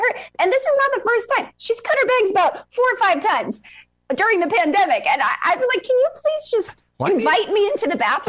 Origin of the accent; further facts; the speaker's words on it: Long Island, New York, United States; also born or lived in Virginia; I am. I'm from New York originally. I grew up on Long Island.